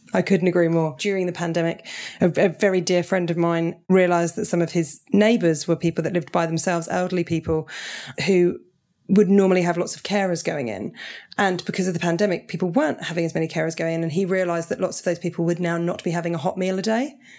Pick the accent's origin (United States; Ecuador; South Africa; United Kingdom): United Kingdom; Portsmouth, South East England; That's where I grew up in Portsmouth